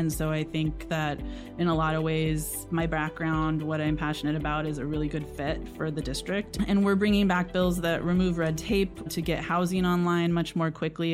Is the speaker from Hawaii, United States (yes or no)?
no; Sonora, California, United States; now in Chatsworth, United States; I actually grew up in Sonora